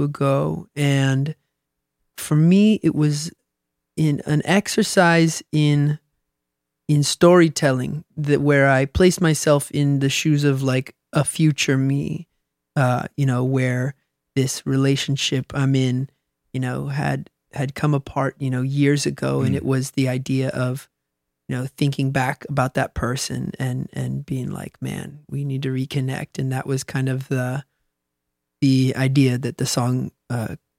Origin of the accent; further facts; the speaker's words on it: Seattle, Washington, United States; moved away as an adult; also born or lived in Southern California; now in Los Angeles, United States; I grew up in the Seattle area